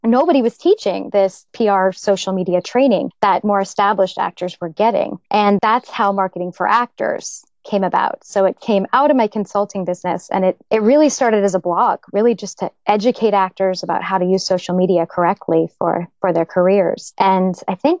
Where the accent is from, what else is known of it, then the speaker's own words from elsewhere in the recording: Tustin, California, United States; moved away as an adult; also born or lived in New York; I was born and raised in Orange County, California, actually in a little town called Tustin